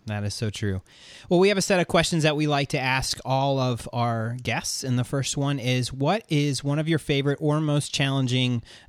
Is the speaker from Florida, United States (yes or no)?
yes; Florida, United States; now in Georgia, United States; I live in the southeastern United States. I grew up in Florida. I now live in Georgia.